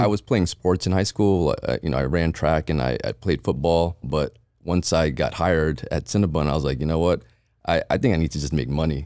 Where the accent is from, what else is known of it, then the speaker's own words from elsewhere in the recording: Jersey City, New Jersey, United States; moved away as an adult; also born or lived in Philippines / Edison, New Jersey; now in Las Vegas, United States; Jersey when I was two, so I, I grew up in Jersey